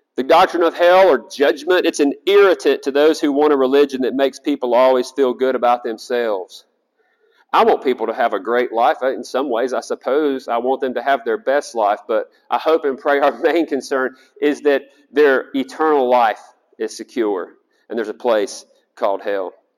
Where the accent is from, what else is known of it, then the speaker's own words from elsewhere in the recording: South Carolina, United States; I'm from South Carolina